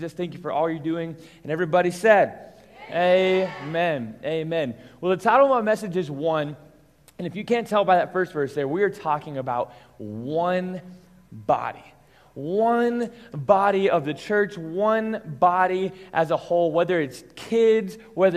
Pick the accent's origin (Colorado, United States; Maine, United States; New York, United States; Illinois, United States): Colorado, United States; Englewood; I grew up here in Inglewood, Colorado